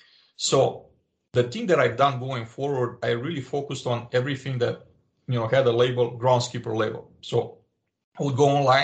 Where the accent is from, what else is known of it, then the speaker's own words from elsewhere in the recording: Romania; English is a second language; moved away as an adult; I was born in Romania at the time a communist country.